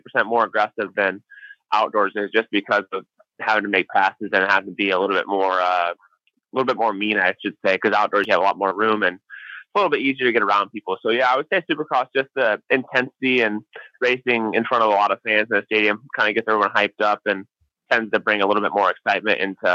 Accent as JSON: {"language": "English", "region": "Illinois", "country": "United States", "tie": "born or raised there", "said": "I grew up in Illinois"}